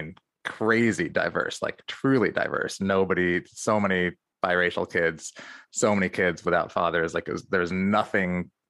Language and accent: English; Amherst, Massachusetts, United States; also born or lived in New York City / Cambridge; I was born in New York City in the Village, mm-hmm. fist bump. And then we moved a lot when I was a kid. We moved to Cambridge, Massachusetts, and then Amherst from there.